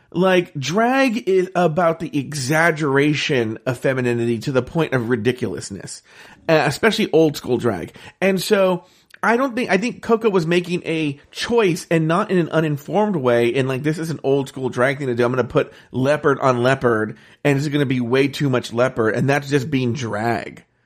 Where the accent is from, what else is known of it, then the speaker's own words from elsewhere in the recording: Ontario, California, United States; growing up in Ontario and playing baseball